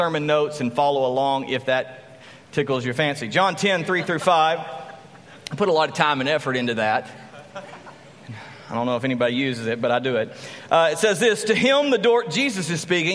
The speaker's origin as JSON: {"language": "English", "town": "Graham", "region": "Texas", "country": "United States", "tie": "born or raised there", "also_born_or_lived": "San Angelo, Texas", "said": "I grew up in Graham, Texas, and then we moved to San Angelo, Texas"}